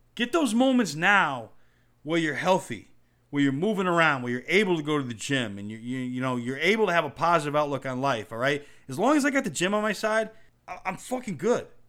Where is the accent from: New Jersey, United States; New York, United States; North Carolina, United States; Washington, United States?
New York, United States; growing up in New York